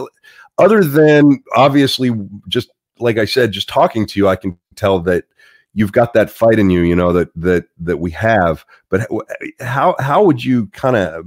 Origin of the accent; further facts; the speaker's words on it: Pittsburgh, Pennsylvania, United States; I'm from Pittsburgh